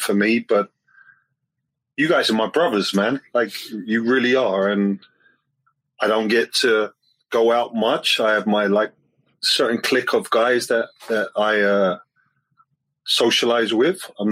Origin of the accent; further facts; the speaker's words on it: London, United Kingdom; moved away as an adult; now in Toronto, Canada; I grew up in London, but 15 years is the longest I've been